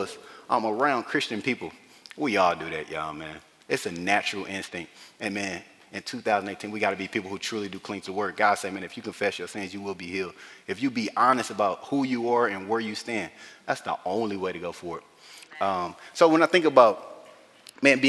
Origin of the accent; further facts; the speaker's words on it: the South, United States; I grew up in the South